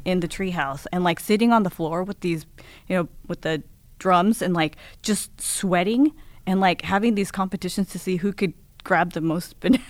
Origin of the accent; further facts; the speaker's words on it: Seattle, Washington, United States; moved away as an adult; also born or lived in Japan; I grew up in Seattle, um, but, um, I actually moved away, uh, after college.